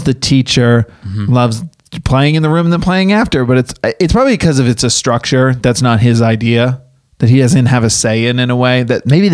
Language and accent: English; Massachusetts, United States; now in Los Angeles, United States; I grew up in Massachusetts. I've lived in the snow.